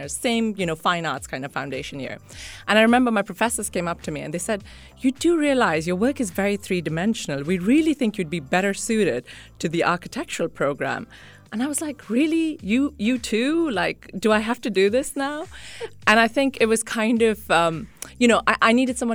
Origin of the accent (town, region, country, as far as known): Sharjah, United Arab Emirates; born or raised there; also born or lived in Mumbai, India